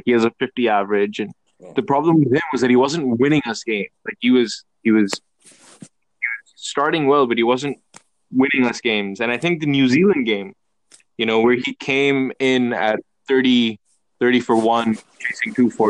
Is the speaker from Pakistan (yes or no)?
yes; Pakistan